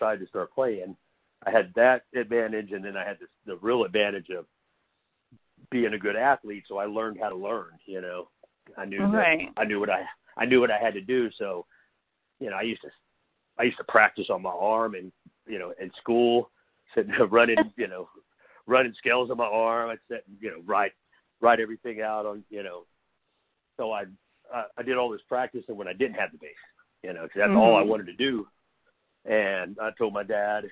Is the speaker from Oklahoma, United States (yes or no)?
yes; Oklahoma, United States; I'm from Oklahoma, so there is, it's like, when I was a kid, it was mostly the, you know, all country and stuff like that around